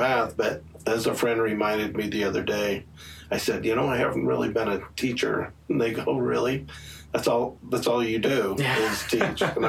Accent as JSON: {"language": "English", "town": "Syracuse", "region": "Utah", "country": "United States", "tie": "born or raised there", "said": "I grew up in Davis County. Luckily, I grew up in Syracuse"}